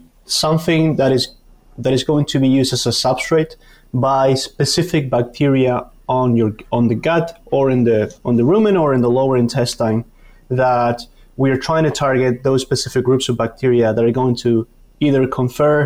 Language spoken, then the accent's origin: English; Argentina; moved away as an adult; also born or lived in Canada; now in Madison, United States; I'm originally from Argentina, did my PhD in Canada, and now here in Wisconsin